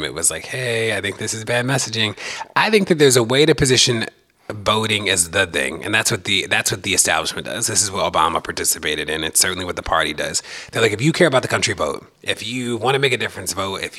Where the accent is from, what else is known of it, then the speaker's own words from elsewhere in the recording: Baltimore, Maryland, United States; moved away; also born or lived in Minneapolis; I'm from Baltimore and I've lived in Minneapolis and a host of places